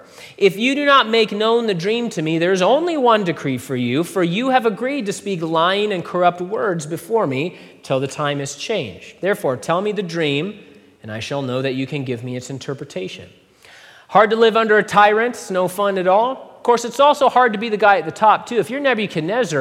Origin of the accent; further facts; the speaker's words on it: United States; I'm an American